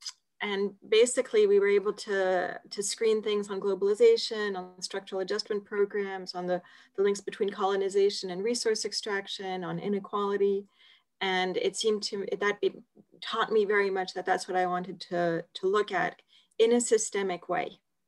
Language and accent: English; Geneva, Switzerland; I guess I'm Swiss, but my parents are American. But so I was born in Geneva, but of American parents, and that sort of partly explains moving around.